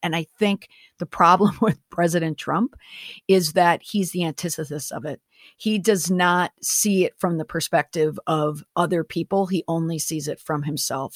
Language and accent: English; Minneapolis–Saint Paul, Minnesota, United States; also born or lived in Washington, D.C.; I am from Minnesota. I'm from the Twin Cities.